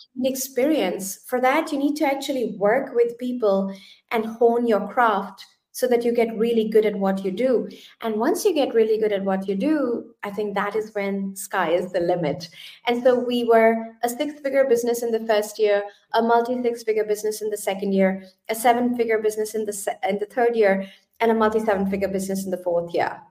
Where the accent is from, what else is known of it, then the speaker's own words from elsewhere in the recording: India; moved away as an adult; now in Germany; I actually come from India. So I was born and brought up in India.